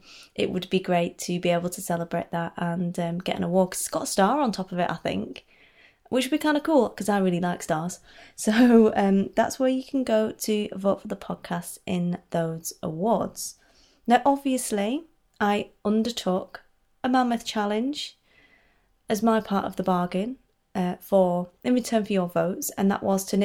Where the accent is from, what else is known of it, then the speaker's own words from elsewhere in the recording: United Kingdom; I'm British.